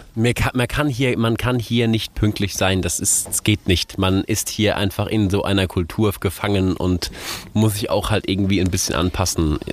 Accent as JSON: {"language": "German", "country": "Germany", "moved": "as an adult", "lives_now": "Ghana", "said": "bei uns in Europa oder jetzt in Deutschland"}